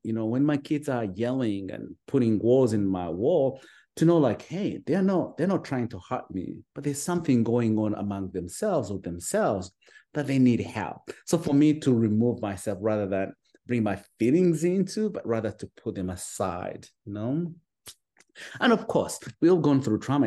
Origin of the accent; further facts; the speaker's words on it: Uganda; moved away as an adult; now in United States; I'm originally from Uganda, you know, from a small little village at the border of Uganda and Rwanda